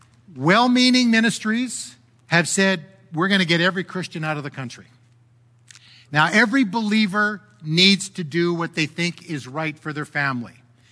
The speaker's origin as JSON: {"language": "English", "country": "Canada", "said": "I'm disappointed as a Canadian how our government has handled this."}